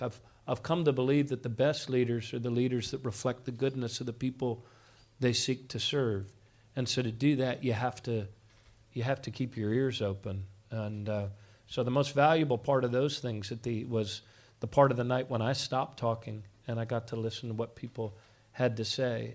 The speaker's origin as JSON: {"language": "English", "area": "Montgomery County", "region": "Maryland", "country": "United States", "tie": "born or raised there", "also_born_or_lived": "Baltimore", "said": "I grew up in Montgomery County"}